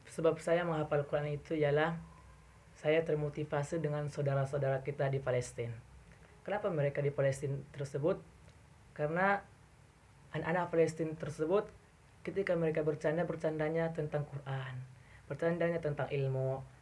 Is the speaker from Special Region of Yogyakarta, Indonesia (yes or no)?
no; Gunung Tua, North Sumatra, Indonesia; Aslinya saya dari Gunung Tua, Kabupaten Paluta, Padang Lawas Utara, Kota Medan